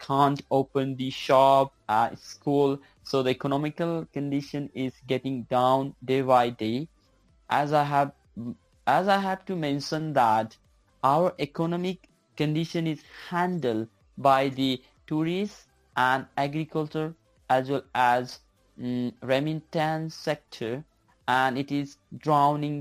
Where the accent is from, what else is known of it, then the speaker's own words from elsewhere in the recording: Nepal; I'm from Nepal.